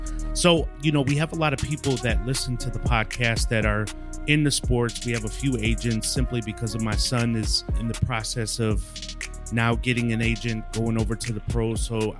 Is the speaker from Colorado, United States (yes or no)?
no; Milwaukee, Wisconsin, United States; moved away; I was born and raised in Milwaukee, Wisconsin